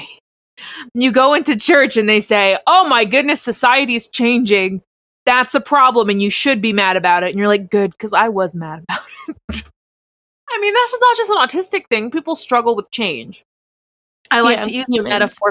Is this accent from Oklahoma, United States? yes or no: yes; Oklahoma, United States; I'm from Oklahoma